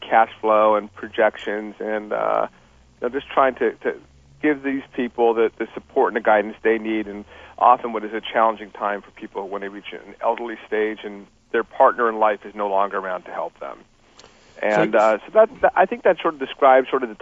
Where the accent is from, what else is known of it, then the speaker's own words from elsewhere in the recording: Los Angeles, California, United States; also born or lived in New York; I grew up in Los Angeles, I went to college and law school in New York